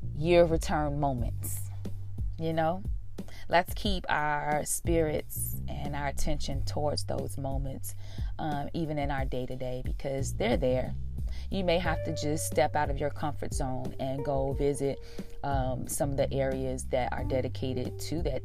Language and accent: English; United States; being American and having everything in English